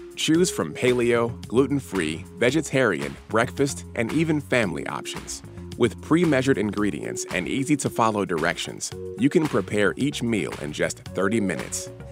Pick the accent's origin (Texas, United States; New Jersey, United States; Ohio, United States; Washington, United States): New Jersey, United States; moved away; I grew up mostly in New Jersey